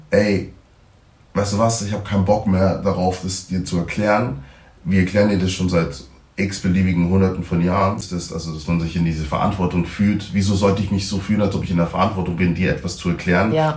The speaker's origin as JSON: {"language": "German", "country": "Germany", "tie": "born or raised there"}